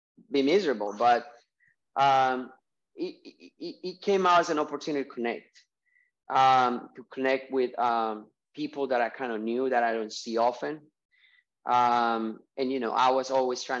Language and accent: English; Colombia; moved away as an adult; I'm from Colombia. I moved here when I was 19, 23 years ago